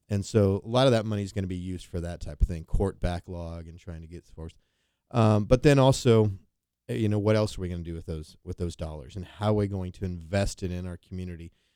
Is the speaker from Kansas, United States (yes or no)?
yes; Wichita, Kansas, United States; I was from Wichita